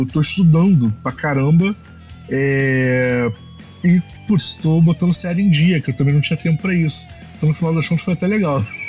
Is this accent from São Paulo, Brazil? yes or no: no; Baixada Fluminense, Rio de Janeiro, Brazil; Eu sou da Baixada, eu, eu, eu moro aqui em Milópolis